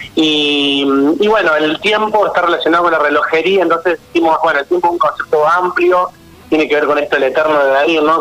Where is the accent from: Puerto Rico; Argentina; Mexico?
Argentina; Córdoba; moved away as an adult; now in Buenos Aires, Argentina; yo nací en Córdoba, pero me vine a Buenos Aires hace ocho años